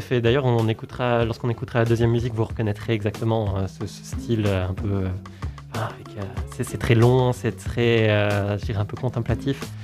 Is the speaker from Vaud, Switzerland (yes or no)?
no; Valais, Switzerland; je suis valaisan